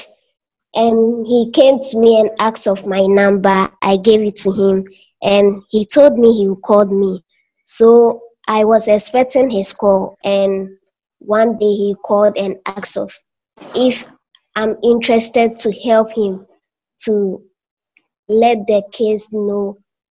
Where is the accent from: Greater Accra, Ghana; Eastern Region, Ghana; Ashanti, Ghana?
Eastern Region, Ghana; Akokwaso; now in Kumasi, Ghana; I was born in Eastern Region, a small town called Akokwaso